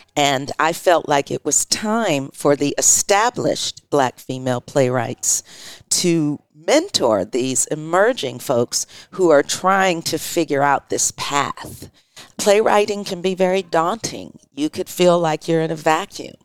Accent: Detroit, Michigan, United States; moved away as an adult; now in San Francisco, United States; I grew up in Detroit, Michigan

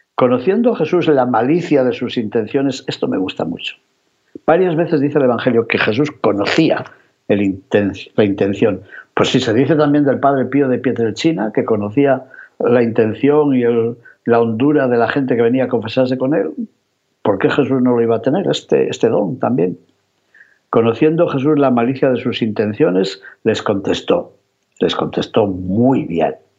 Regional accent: León, Castile and León, Spain; en mi ciudad natal, en León

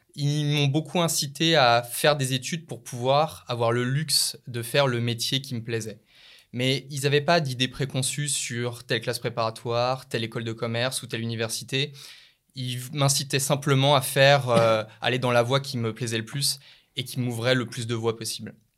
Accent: Lyon, Auvergne-Rhône-Alpes, France; je suis né et j'ai grandi à Lyon

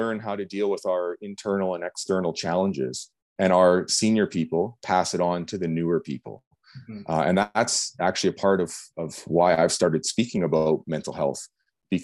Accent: Canada; as a Canadian, we have a culture

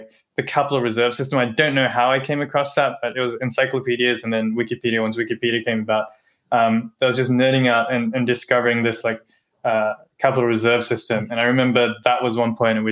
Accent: Australia; moved away as an adult; Growing up in Australia

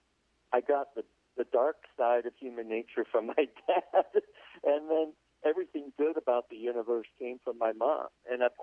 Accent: Los Angeles, California, United States; also born or lived in Pittsburgh, Pennsylvania; we grew up, split our time between Pittsburgh, Pennsylvania, and Los Angeles, California

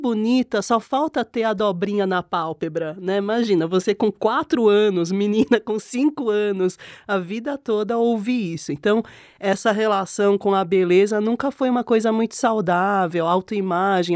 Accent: South Korea; now in Brazil; eu já nasci na Coreia nos anos 80 com a pálpebra monolid

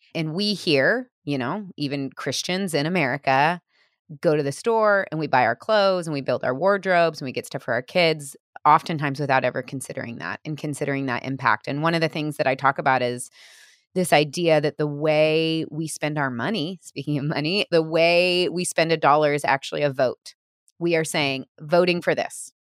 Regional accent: Missouri, United States; now in Portland, United States; I grew up in Missouri

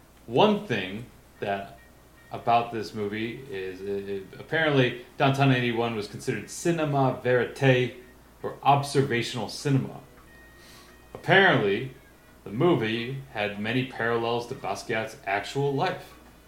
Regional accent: United States; I'm from America.

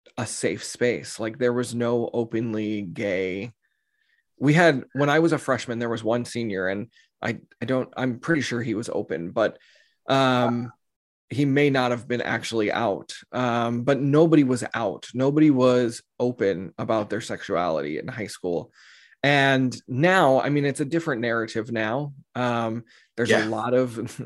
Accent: Texas, United States; I grew up in Texas in the United States. We're in the South

